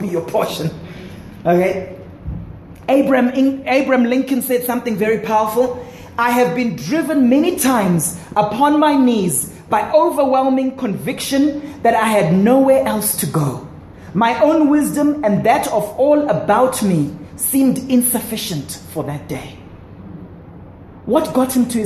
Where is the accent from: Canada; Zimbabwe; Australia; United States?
Zimbabwe; where we grew up in Zimbabwe, big gardens, big yards, and so on